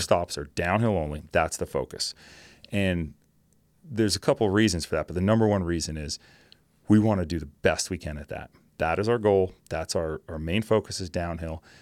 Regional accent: New Jersey, United States; born and raised in New Jersey

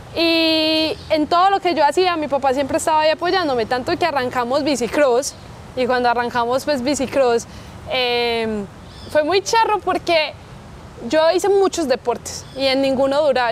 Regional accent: Colombia; yo soy orgullosamente colombiana

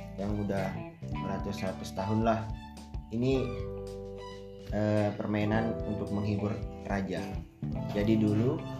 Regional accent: Sumbawa, West Nusa Tenggara, Indonesia; dari Sumbawa, dari kecil dari Sumbawa. Orang tua dua-duanya asal dari sana

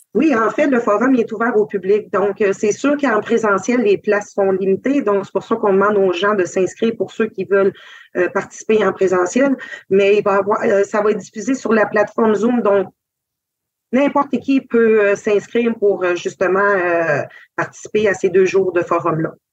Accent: Quebec, Canada; Je suis Algonquin-Cree de Chitogan et Waskaganish

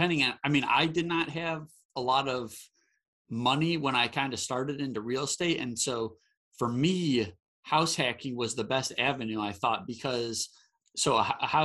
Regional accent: Michigan, United States; now in Charlotte, United States; where I grew up in Michigan. I live in North Carolina

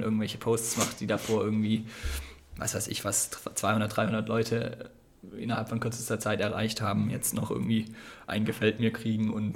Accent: Ditzingen, Baden-Württemberg, Germany; moved away as an adult; now in Konstanz, Germany; Ich bin eigentlich aus der Nähe von Stuttgart.

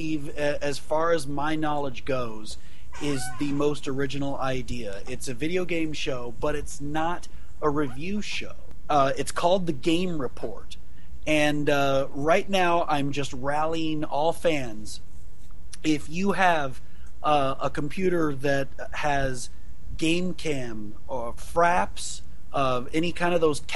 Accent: Jerseyville, Illinois, United States; my hometown, Jerseyville, Illinois

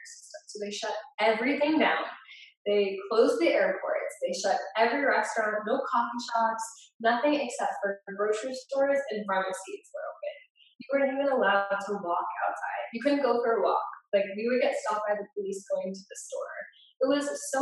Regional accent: United States; also born or lived in Cape Town; as an American

